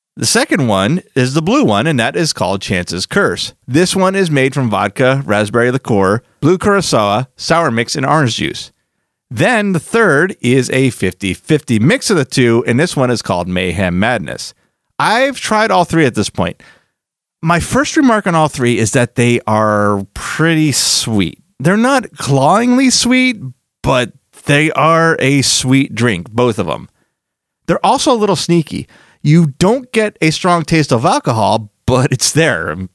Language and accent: English; Philadelphia, Pennsylvania, United States; moved away; I am originally from Philadelphia